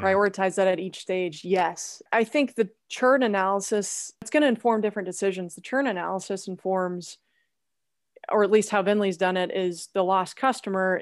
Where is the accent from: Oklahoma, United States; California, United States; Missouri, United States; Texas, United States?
Oklahoma, United States; moved away as an adult; also born or lived in Indiana; born and raised in Oklahoma